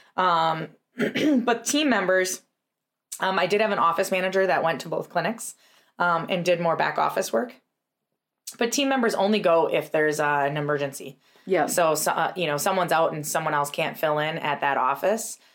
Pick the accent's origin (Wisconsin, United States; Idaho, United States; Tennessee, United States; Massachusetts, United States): Wisconsin, United States; Tomahawk; we had an amazing practice in Tomahawk, which was our first location, is my hometown.